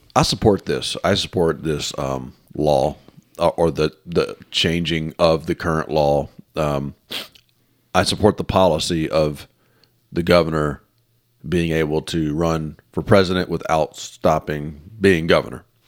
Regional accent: Mississippi, United States; I'm from Mississippi.

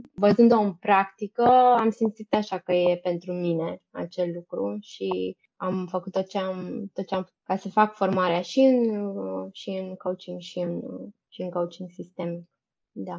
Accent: Brăila, Brăila County, Romania; moved away as an adult; also born or lived in Bucharest; Eu sunt din Brăila deloc. După ce am terminat studiile la liceu, am venit în București la facultate.

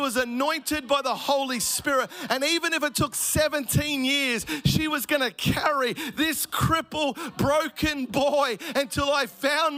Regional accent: Melbourne, Victoria, Australia; I grew up in Melbourne, a single mum family.

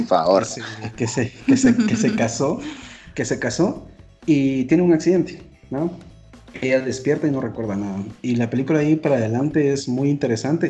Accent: Guatemala Department, Guatemala; aquí en Guatemala nosotros dividimos los lugares por departamentos, nosotros somos del departamento de Guatemala

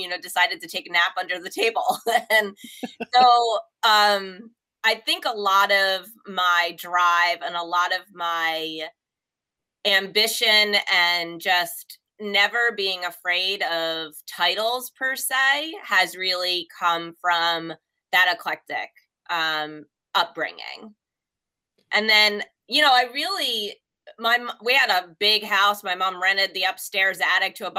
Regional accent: Ewing, New Jersey, United States; we lived in Ewing

